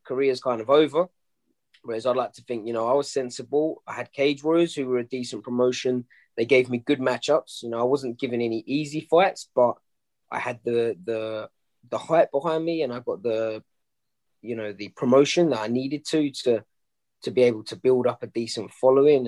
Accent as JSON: {"language": "English", "region": "London", "country": "United Kingdom", "tie": "born or raised there", "said": "the crowds, you know, in the O2 hmm. Indigo mm. in my hometown"}